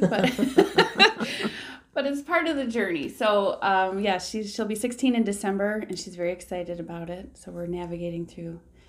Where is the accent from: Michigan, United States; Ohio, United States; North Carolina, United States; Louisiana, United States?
Michigan, United States; Petoskey; born there; also born or lived in South Carolina / Cadillac / South Lyon; I was originally actually born up north in Petoskey, which is a place I love to go visit. But then as a child, we moved around a little bit for my dad's job. So I've lived in South Carolina and Cadillac and South Lyon, Michigan